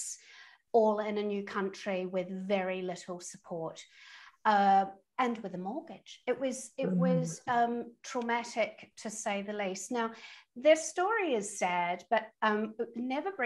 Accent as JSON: {"language": "English", "country": "New Zealand", "also_born_or_lived": "London", "moved": "as an adult", "said": "I'm a Kiwi, and I come from a sporty family, from a sporting nation"}